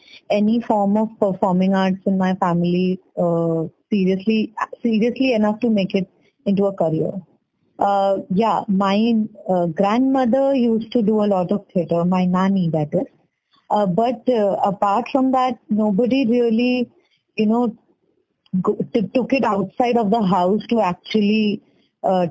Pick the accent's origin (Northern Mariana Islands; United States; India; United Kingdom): India; Madhya Pradesh; also born or lived in Kolkata, West Bengal; I am originally from Kolkata, but I have grown up mainly in Madhya Pradesh for 14 years.